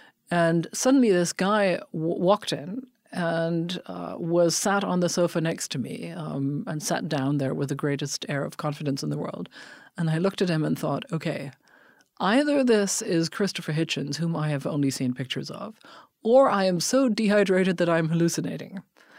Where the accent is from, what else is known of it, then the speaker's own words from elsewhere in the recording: Bonn, North Rhine-Westphalia, Germany; born there; English is a second language; also born or lived in London; I am a German, and I was born in Bonn, but my dad was in the German Foreign Service. So I grew up in a lot of different places, except mostly Germany. So I was brought to London as a six-month-old baby.